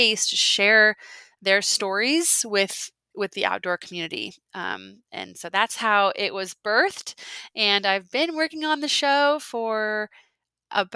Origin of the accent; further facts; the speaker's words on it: Alaska, United States; I was born and raised in Alaska, and I'm sitting here in my little home, my little ranch style home in Anchorage, Alaska right now